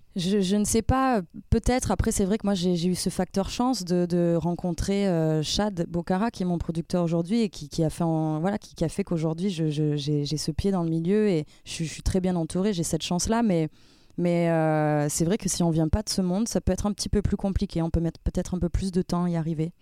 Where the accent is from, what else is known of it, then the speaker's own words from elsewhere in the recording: Avignon, Provence-Alpes-Côte d'Azur, France; first language French; now in Paris, France; je viens du sud